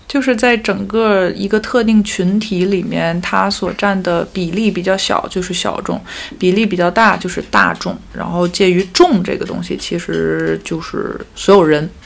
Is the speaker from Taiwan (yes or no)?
no; China; now in Paris, France; 我是中国人 我生活在欧洲，然后我讲法语，他还不是英语，然后我从事艺术行业，然后作为一个中国人，我又是少数民族